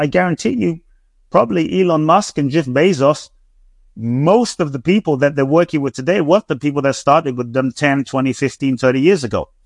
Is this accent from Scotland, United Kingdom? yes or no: no; London, United Kingdom; also born or lived in Ghana / Mexico; now in Los Angeles, United States; I grew up in London